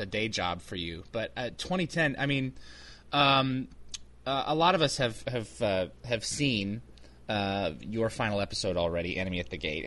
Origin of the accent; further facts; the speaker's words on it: United States; I'm American